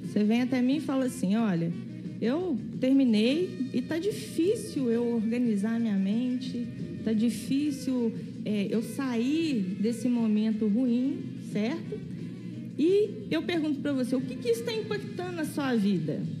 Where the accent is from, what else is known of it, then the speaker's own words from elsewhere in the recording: Visconde do Rio Branco, Minas Gerais, Brazil; moved away; quando eu conheci o método, que eu né, saí de Visconde do Rio Branco, fui estudar fora